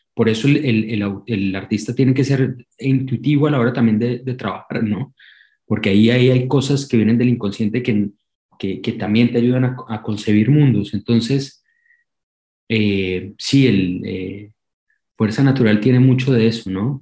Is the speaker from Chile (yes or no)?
no; Colombia; moved away as an adult; now in Argentina; más que sentirme colombiano, sentirme, siempre lo digo, más que sentirme, porque ya llevo 16 años viviendo en la Argentina y, siento la argentinidad, al, al, margen de que no ha cambiado, digamos, mi acento